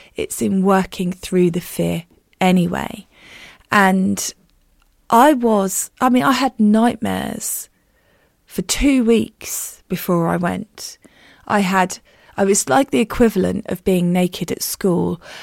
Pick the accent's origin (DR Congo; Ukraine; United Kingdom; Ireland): United Kingdom; as a Brit